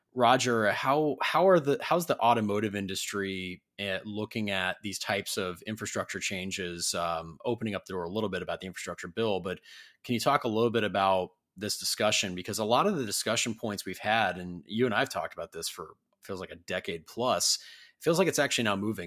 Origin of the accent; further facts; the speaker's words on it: Columbus, Ohio, United States; I'm actually from Columbus originally